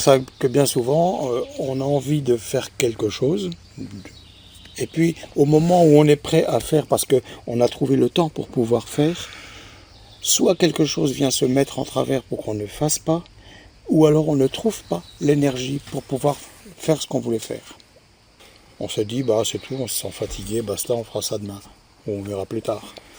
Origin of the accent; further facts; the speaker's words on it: France; chez nous en France